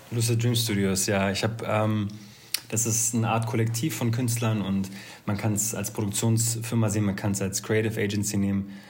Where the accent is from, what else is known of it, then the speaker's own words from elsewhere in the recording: Berlin, Germany; ich komme zwar aus Berlin